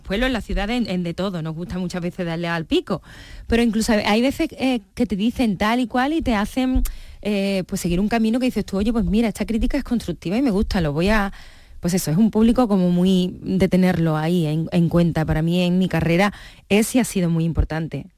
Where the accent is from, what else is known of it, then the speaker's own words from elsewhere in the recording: Coria, Spain; Y menos en Coria. Fíjate, yo para mí, mi pueblo